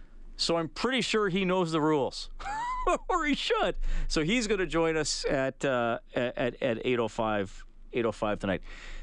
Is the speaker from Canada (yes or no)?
yes; Western Canada, Canada; As Western Canadian kids, we're not used to it.